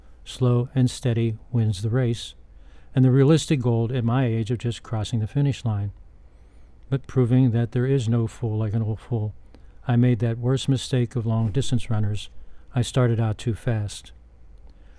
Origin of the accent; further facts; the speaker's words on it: Pittsburgh, Pennsylvania, United States; returned to my hometown